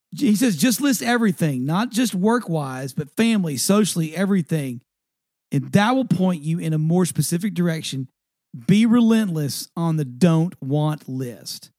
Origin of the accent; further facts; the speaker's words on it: East Texas, United States; I grew up in East Texas